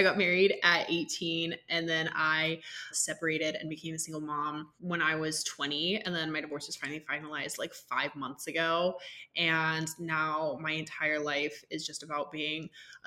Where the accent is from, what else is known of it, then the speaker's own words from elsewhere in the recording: Georgia, United States; growing up in Georgia